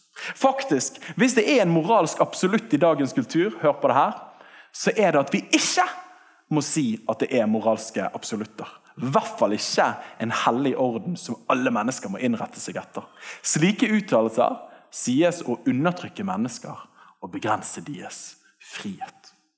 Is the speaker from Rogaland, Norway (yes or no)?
no; Bergen, Vestland, Norway; jeg vokste opp her oppe på Tertnes skole